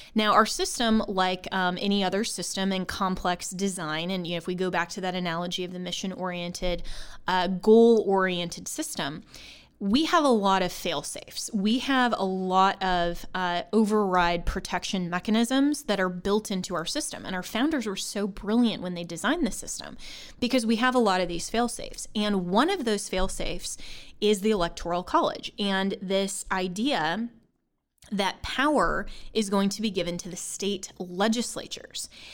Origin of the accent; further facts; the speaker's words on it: Colorado, United States; my home state of Colorado, I'm a registered voter in Colorado, always have been